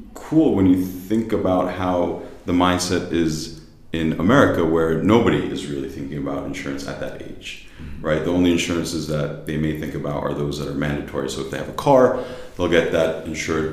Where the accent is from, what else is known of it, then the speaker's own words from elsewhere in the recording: United States; accent: American; moved away as an adult; also born or lived in New Jersey / New York; now in Berlin, Germany; I'm from the United States, born and raised in New Jersey. I grew up in New York